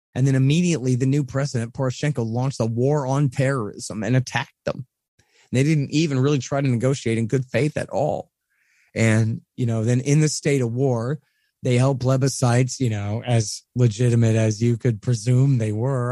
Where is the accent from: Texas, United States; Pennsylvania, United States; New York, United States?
Texas, United States; I'm a Texan